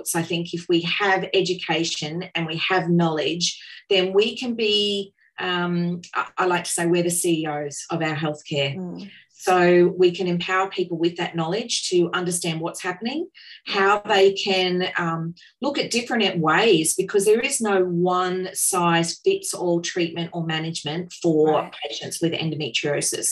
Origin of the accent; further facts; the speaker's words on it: Cairns, Queensland, Australia; I grew up in Cairns